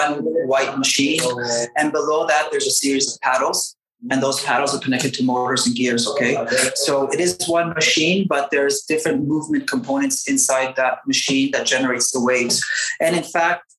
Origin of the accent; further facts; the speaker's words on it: Canada; first language English; moved away as an adult; now in Basque Country, Spain; I grew up most of my life in Canada, so my mother tongue is English